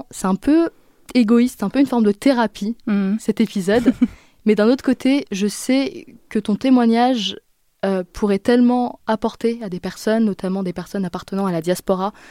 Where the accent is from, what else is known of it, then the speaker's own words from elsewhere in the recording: France; also born or lived in Syria; suis une femme française d'origine syrienne. J'ai vécu dans la Syrie d'avant-guerre et n'y suis pas repartie depuis le printemps arabe.